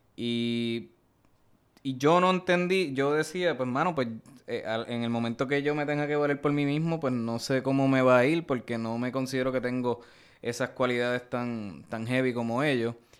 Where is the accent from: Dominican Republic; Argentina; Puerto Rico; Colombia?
Puerto Rico; Bayamón; yo, soy de, de Bayamón